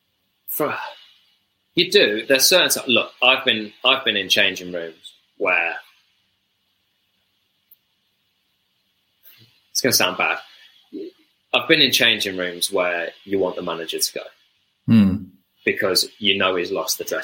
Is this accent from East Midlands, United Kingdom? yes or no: yes; Melton Mowbray, East Midlands, United Kingdom; I was a Hull City fan growing up in Melton, so like a Leicestershire village town